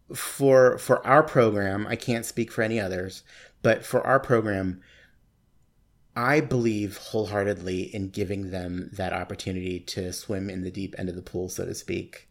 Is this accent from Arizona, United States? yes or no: yes; Tucson, Arizona, United States; moved away as an adult; also born or lived in Nogales, Arizona / Sierra Vista, Arizona / New York City; now in Phoenix, United States; I grew up in Tucson